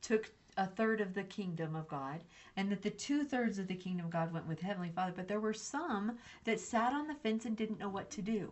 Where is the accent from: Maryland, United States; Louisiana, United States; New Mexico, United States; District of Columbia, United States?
New Mexico, United States; I grew up in New Mexico